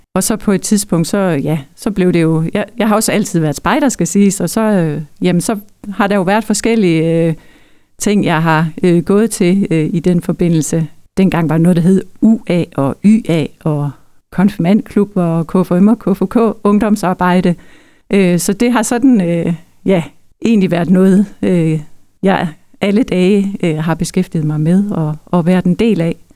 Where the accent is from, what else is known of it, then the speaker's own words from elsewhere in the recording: Denmark; now in Hirtshals area, Denmark; jeg er opvokset i Østerbro